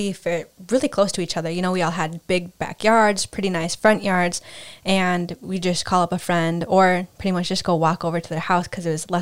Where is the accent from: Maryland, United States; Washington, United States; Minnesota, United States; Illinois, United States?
Minnesota, United States; suburban; moved away as an adult; now in New York City, United States; growing up in suburbia Minnesota